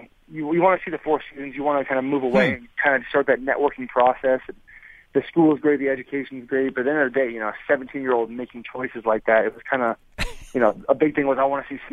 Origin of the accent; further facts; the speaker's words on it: Arizona, United States; I'm from Arizona.